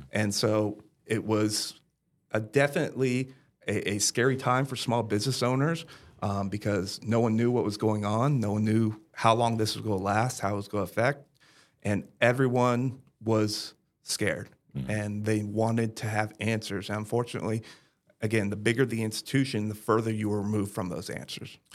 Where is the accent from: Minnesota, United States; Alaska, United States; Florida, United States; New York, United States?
Florida, United States; Brevard County, Central; also born or lived in San Antonio, Texas; I was born and raised here in Central Florida, over in Brevard County